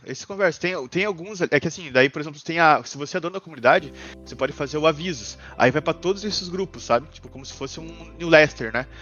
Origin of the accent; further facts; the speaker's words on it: Joinville, Santa Catarina, Brazil; somos é de Joinville